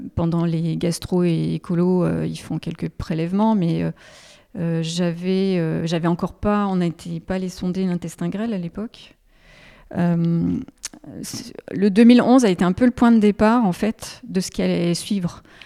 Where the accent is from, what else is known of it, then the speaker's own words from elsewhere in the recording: Haute-Savoie, Auvergne-Rhône-Alpes, France; moved away as an adult; now in Lyon, France; je suis originaire de la Haute-Savoie